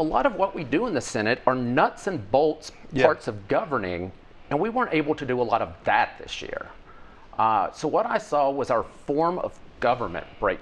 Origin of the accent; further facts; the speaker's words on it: Pemiscot County, Missouri, United States; also born or lived in Cooter, Missouri; where I grew up in Pemiscot County